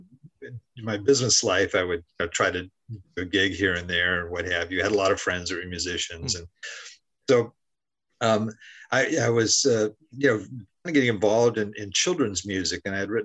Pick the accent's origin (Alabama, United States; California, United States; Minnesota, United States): California, United States; Southern; also born or lived in Haiti; I'm from Southern California. That's where I am right now. I grew up in this area